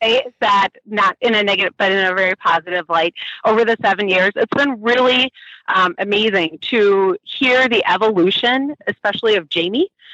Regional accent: Minnesota, United States; I'm from Minnesota.

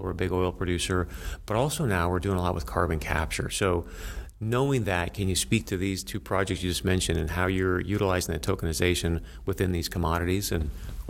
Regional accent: North Dakota, United States; I'm from North Dakota.

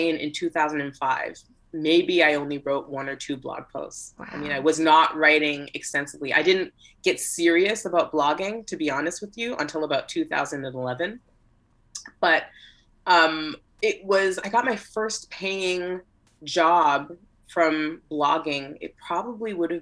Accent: Toronto, Ontario, Canada; moved away as an adult; now in New York City, United States; I hail from Toronto, Canada

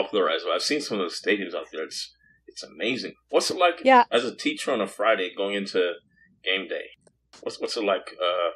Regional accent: Australia; moved away; also born or lived in Canada; I grew up in Australia, which is almost non-existent when it comes to snow. And I've learned to drive through snow in Canada

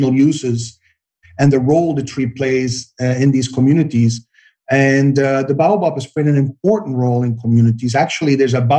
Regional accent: Belgium; now in Santa Barbara, United States; I grew up in Belgium

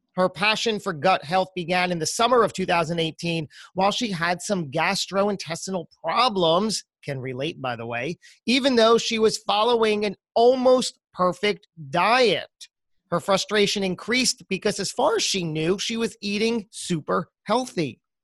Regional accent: New Jersey, United States; accent: New Jersey; with my New Jersey accent, an American like me

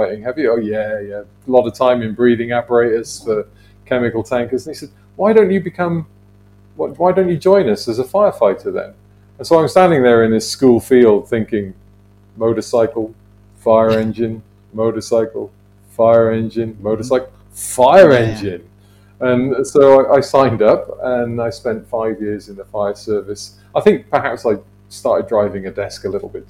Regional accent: the Welsh valleys, Wales, United Kingdom; I grew up in the Welsh valleys.

